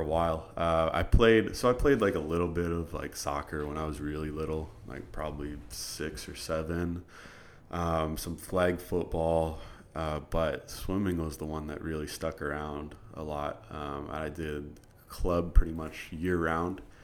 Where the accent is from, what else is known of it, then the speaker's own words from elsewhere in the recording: Iowa, United States; moved away as an adult; now in College Station, United States; I'm from Iowa originally